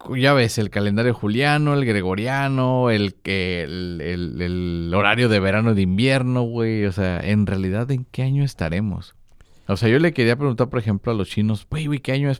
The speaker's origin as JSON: {"language": "Spanish", "country": "Mexico", "said": "yo que soy mexicano"}